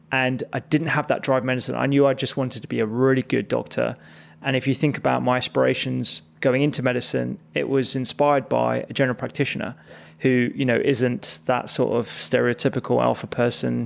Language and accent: English; Chigwell, East of England, United Kingdom; also born or lived in Barking, London / East London / Redbridge, London; we moved quite early to Essex, and that's where I had, like, most of my secondary